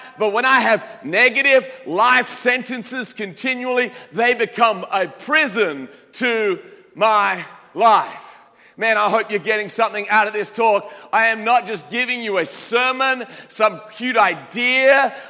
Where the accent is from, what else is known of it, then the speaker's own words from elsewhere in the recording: Australia; As an Aussie, my accent is not perhaps as strong as it used to be, but you get me around some Australians and all of a sudden some Australian words will start popping out.